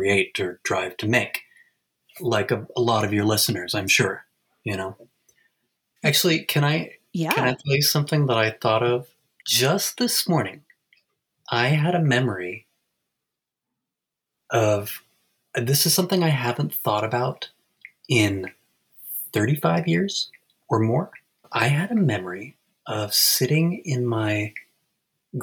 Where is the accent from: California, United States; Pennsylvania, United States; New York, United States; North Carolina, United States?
New York, United States; Ithaca; also born or lived in Alfred, New York; I'm talking to you right now from my hometown in Ithaca, New York.